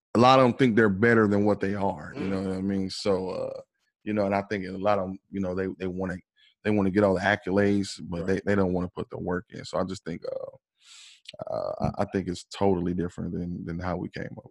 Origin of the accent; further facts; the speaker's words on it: Fort Wayne, Indiana, United States; now in Indianapolis, United States; I'm originally I'm from Fort Wayne, Indiana. You know, I'm uh, I live here in uh, Indianapolis right now